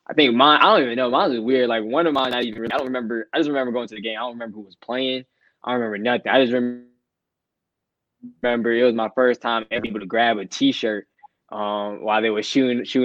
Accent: Atlanta, Georgia, United States; we're all from Atlanta

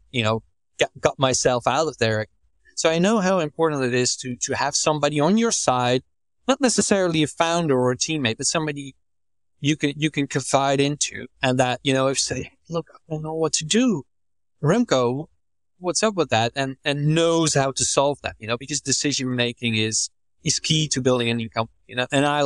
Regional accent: Netherlands; I'm from the Netherlands.

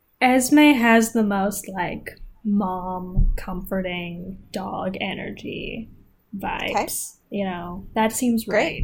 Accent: United States; we're American

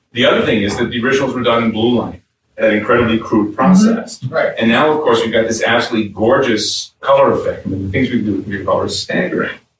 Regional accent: New York City, New York, United States; When I grew up, I grew up in New York City, I grew up in Brooklyn

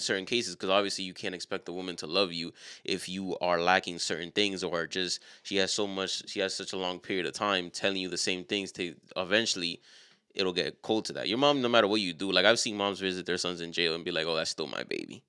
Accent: New York City, New York, United States; us being from a city like New York

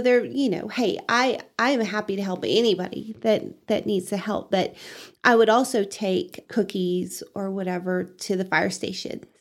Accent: Canyon, Texas, United States; now in Amarillo, United States; I grew up in Canyon, went to W T, and then found a job up in Amarillo.

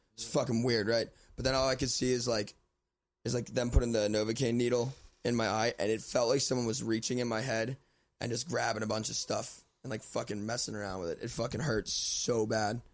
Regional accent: Lancaster, Pennsylvania, United States; born or raised there

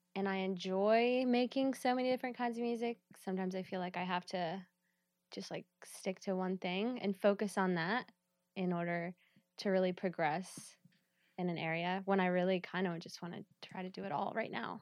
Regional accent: Georgia, United States; moved away as an adult; now in Pittsburgh, United States; I'm from Georgia.

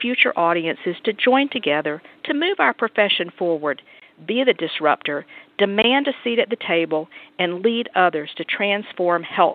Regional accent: Atlanta, Georgia, United States; my hometown of Atlanta, Georgia

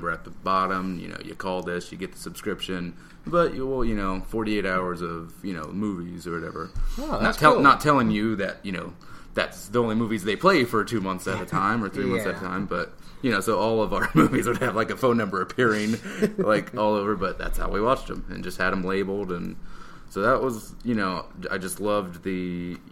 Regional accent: United States; I am American

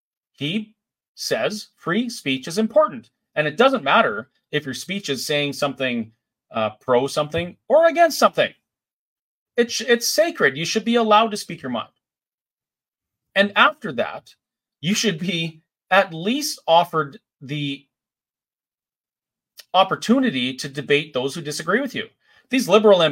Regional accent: Canada; here in Canada as a Canadian

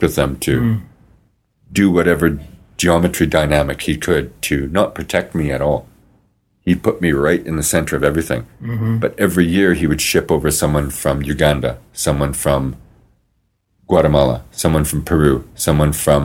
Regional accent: Regina, Saskatchewan, Canada; growing up in the South End was very, very difficult.

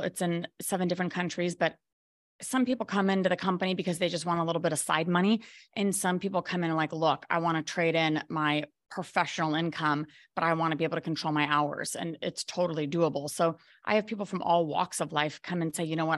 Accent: Colorado, United States; moved away as an adult; also born or lived in Maui, Hawaii; now in Belize; I was actually from Colorado, and I moved to Maui, Hawaii with my fourteen-year-old son

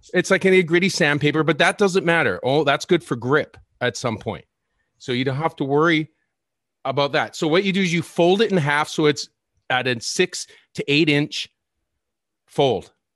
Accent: Victoria, British Columbia, Canada; born or raised there; now in Vancouver, Canada

